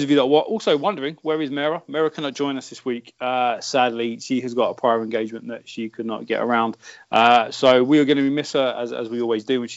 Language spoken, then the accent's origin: English; United Kingdom; I'm a Southerner